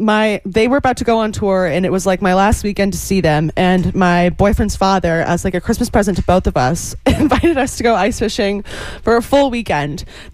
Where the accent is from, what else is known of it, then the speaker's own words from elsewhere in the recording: Toronto, Ontario, Canada; We're from Toronto, which is like the biggest city in Canada.